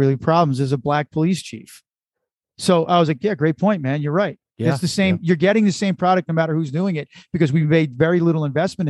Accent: United States; I'm an American, but I descended from the Irish

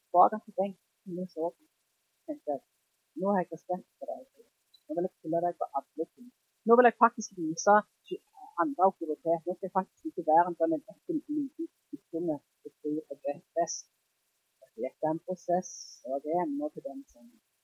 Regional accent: Jæren, Rogaland, Norway; jeg er jærbu

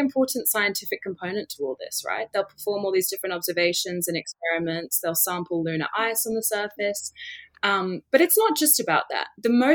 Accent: England, United Kingdom; moved away; I'm from England originally

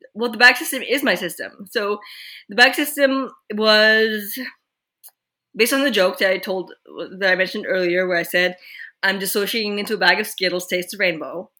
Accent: Quebec, Canada; now in British Columbia, Canada; we grew up in Quebec, but we are currently in British Columbia

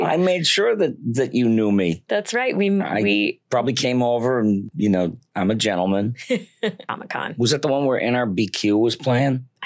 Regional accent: Detroit, Michigan, United States; when I was uh, growing up in Detroit, Michigan, there were Warner Brothers cartoons on TV

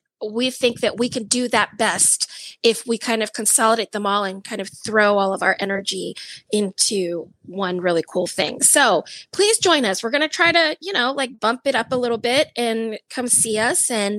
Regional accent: Philippines; I'm Filipino, and it's very common to to go back home or to all live together multi-generationally.

